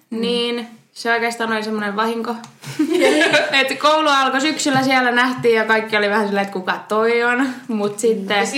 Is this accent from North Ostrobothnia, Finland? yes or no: no; Rovaniemi, Lapland, Finland; now in Oulu, Finland; mä oon 21 ja Rovaniemeltä muuttanut tänne Ouluun opiskelemaan ja puhun silleen vähän sekaisin kolmea murretta